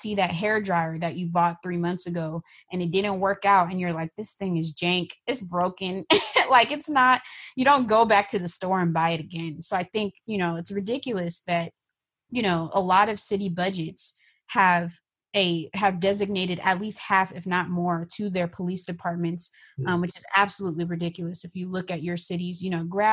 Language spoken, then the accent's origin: English; Bay Area, California, United States; I'm from the Bay Area